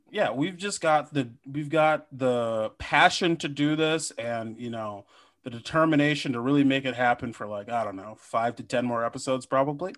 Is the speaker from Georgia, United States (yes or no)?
no; Minnesota, United States; I am from Minnesota